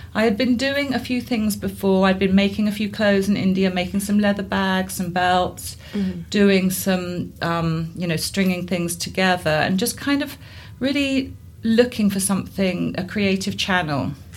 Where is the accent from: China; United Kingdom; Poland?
United Kingdom; Guildford, South East England; also born or lived in Somerset; I grew up in Guildford in Surrey.